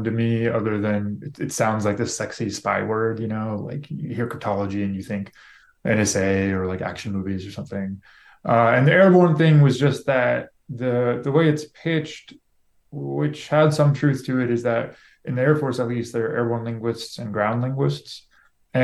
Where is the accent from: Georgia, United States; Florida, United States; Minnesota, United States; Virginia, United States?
Florida, United States; Lake City; moved away as an adult; I grew up my whole life in Florida